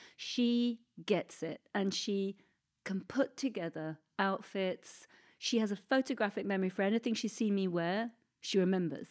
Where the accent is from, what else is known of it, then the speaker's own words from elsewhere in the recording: Oxford, South East England, United Kingdom; It was my hometown